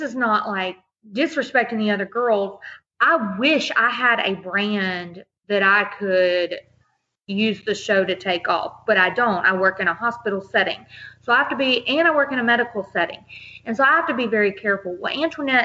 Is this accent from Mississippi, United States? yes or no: yes; Mississippi, United States; I was from Mississippi